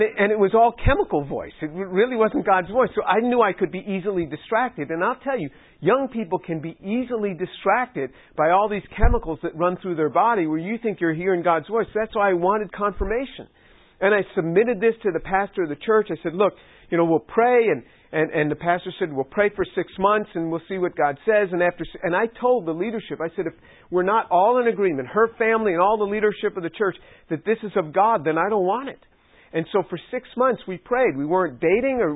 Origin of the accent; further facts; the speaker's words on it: New York City, New York, United States; I was born into a Jewish family, didn't come to the Lord at the age of 18, and I was born in New York City.